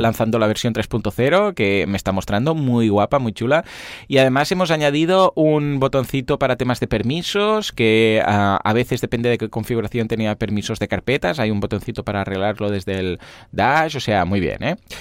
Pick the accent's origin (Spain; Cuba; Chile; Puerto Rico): Spain; somos de España